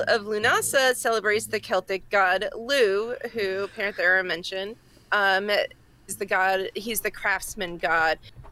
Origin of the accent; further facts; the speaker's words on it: Massachusetts, United States; accent: Massachusetts; That's my Massachusetts accent coming out